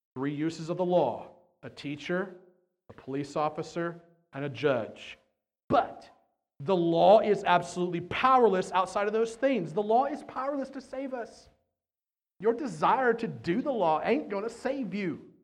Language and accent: English; United States; we're American